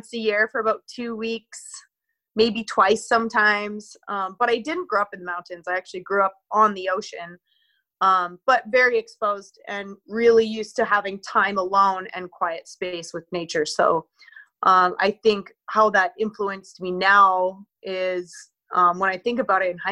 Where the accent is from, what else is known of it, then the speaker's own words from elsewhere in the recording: Victoria, British Columbia, Canada; now in near Tofino, Canada; I was raised in Victoria, BC, which is the capital.